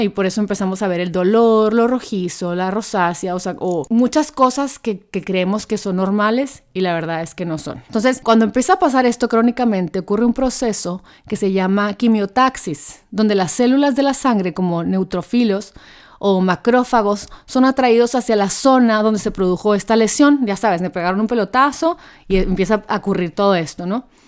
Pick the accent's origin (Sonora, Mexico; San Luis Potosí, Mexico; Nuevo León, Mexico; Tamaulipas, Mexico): Sonora, Mexico; Hermosillo; yo soy de Hermosillo, Sonora